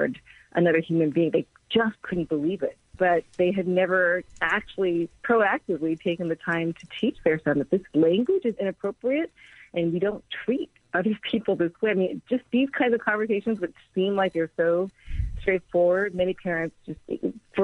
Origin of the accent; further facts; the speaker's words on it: United States; I'm Korean American